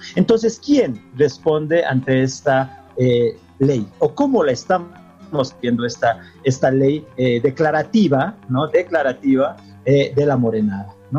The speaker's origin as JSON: {"language": "Spanish", "country": "Bolivia", "said": "nos identifica como bolivianos y bolivianas"}